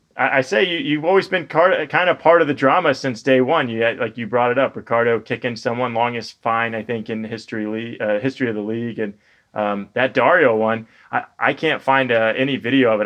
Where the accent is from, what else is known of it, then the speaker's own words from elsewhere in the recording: Florida, United States; I'm a Florida guy